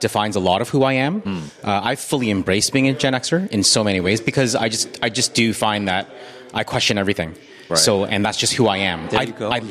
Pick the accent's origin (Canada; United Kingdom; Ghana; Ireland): Canada; as a Canadian